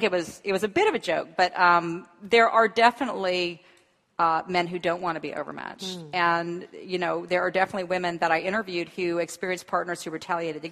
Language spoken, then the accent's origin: English; the American South, United States; I'm from the American South